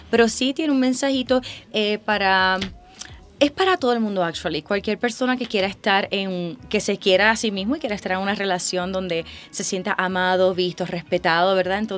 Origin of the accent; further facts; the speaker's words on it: Puerto Rico; Yo vengo de Puerto Rico